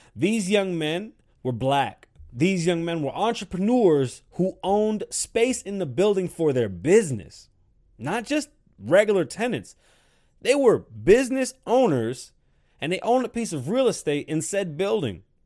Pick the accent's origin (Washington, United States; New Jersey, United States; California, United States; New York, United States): New York, United States; New York City; moved away; I'm from the South Bronx.